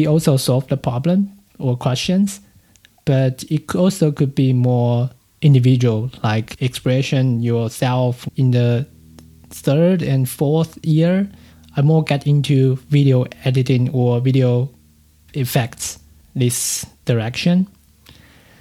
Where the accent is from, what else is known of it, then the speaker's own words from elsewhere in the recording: Taipei, Taiwan; English is a second language; moved away as an adult; now in Germany; I grew up in the Taipei City, what we call now New Taipei City, just around these two cities